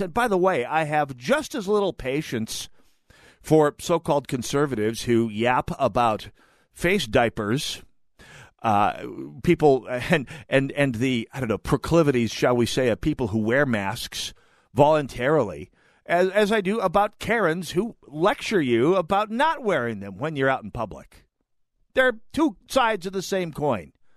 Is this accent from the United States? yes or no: yes; North Dakota, United States; moved away; also born or lived in Minnesota; my home state